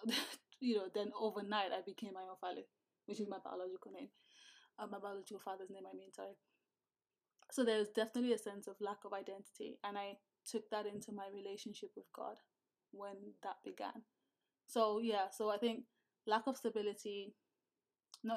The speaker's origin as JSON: {"language": "English", "country": "Nigeria", "tie": "born or raised there", "moved": "yes", "said": "growing up as a Nigerian"}